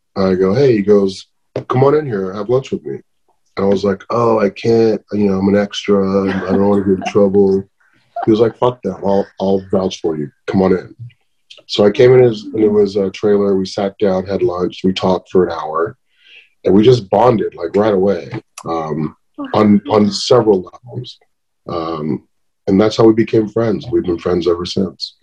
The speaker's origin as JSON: {"language": "English", "town": "Riverside", "region": "California", "country": "United States", "tie": "born or raised there", "also_born_or_lived": "Helwan, Egypt", "said": "I grew up in Riverside, had a pretty normal childhood"}